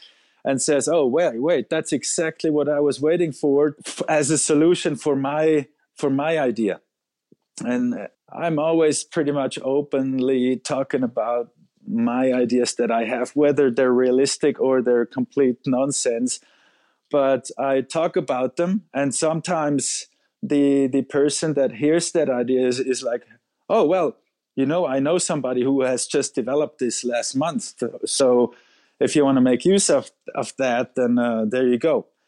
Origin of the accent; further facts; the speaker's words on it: Zurich, Switzerland; In Zurich, which in Switzerland I should not even say, because people that are not from Zurich don't like people who are from Zurich.